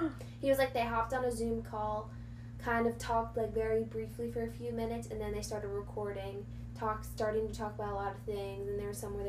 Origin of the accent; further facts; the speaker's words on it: New York, United States; Where are you from? New York.